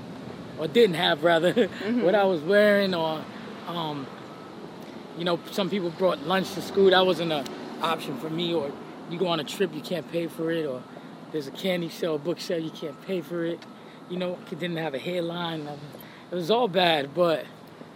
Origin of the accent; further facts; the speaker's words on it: New York City, New York, United States; also born or lived in Spanish Harlem, New York City / Puerto Rico (family); I grew up in Brooklyn half my life and then Spanish Harlem